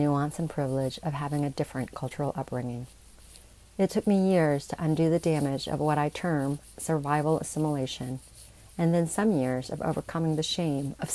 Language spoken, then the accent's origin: English; Alabama, United States; also born or lived in Saigon, Vietnam; where and when I was growing up in Alabama